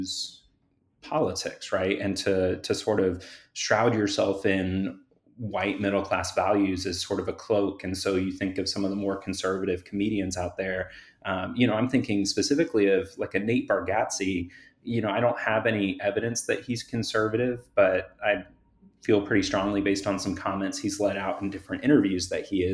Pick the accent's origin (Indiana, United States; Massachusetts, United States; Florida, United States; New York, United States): Florida, United States; Central; I grew up in Central Florida in the 90s